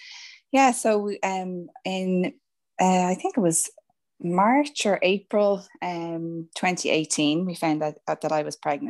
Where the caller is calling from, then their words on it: County Meath, Ireland; From lovely Mead, out in the country in Mead, yeah.